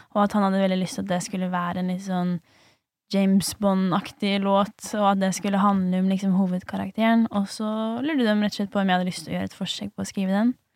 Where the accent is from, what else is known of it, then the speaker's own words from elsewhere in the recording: Lesja, Innlandet, Norway; now in Oslo, Norway; heime på Lesja